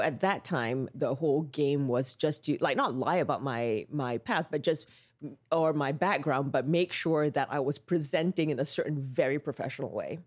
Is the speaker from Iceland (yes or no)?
no; Petaling Jaya, Selangor, Malaysia; moved away as an adult; now in United States; I grew up in Malaysia in this town called Petaling Jaya